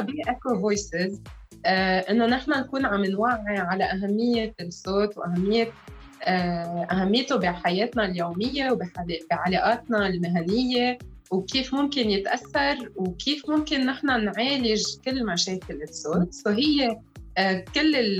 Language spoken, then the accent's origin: Arabic; Lebanon; انا امراه لبنانيه